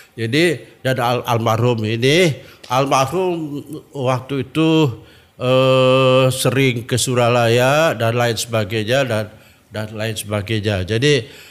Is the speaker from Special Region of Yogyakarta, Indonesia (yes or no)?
no; Tasikmalaya, West Java, Indonesia; now in Jakarta, Indonesia; saya orang Tasikmalaya